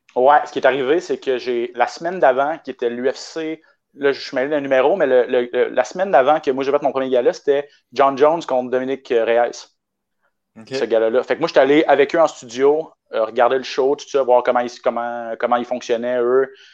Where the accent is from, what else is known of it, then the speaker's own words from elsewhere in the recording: Canada; l'anglais, c'est pas vraiment ma, langue, ma première langue